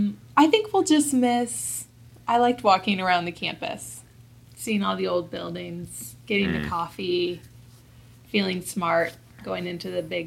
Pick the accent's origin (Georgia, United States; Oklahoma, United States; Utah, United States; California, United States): California, United States; Roseville; moved away as an adult; also born or lived in Princeton, New Jersey; now in Lincoln, United States; I'm from the West Coast originally. I'm from Roseville. But most recently, I was living in New Jersey.